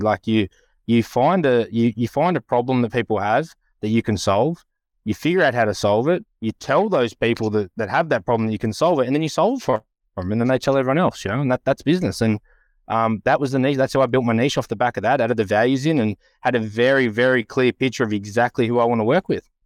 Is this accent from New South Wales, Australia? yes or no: yes; Western Sydney / Central Coast, New South Wales, Australia; I grew up in the West, or in between the West and the Central Coast